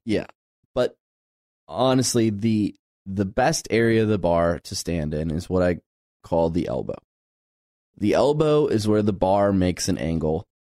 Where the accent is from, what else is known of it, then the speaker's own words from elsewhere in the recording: Midwest, United States; growing up in the Midwest